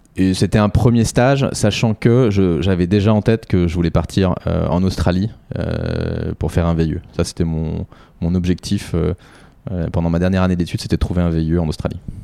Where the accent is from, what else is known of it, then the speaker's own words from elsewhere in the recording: Boulogne-Billancourt, Île-de-France, France; also born or lived in Sèvres / Brittany; j'ai grandi en Ile-de-France, je suis né à Sèvres et j'ai grandi à Boulogne